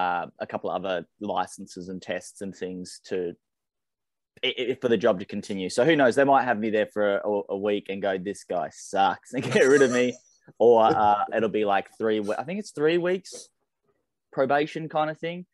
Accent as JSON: {"language": "English", "town": "Launceston", "region": "Tasmania", "country": "Australia", "tie": "born or raised there", "said": "Tassie, so born through and through"}